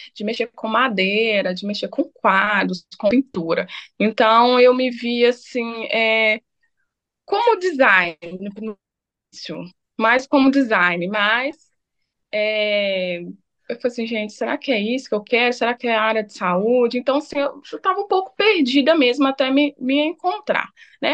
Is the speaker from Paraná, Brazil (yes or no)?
no; Itabira, Minas Gerais, Brazil; now in Belo Horizonte, Brazil; eu sou nascida em Ipoema, né? É município aí de Itabira, Minas Gerais. É, hoje, né, resido aqui em Belo Horizonte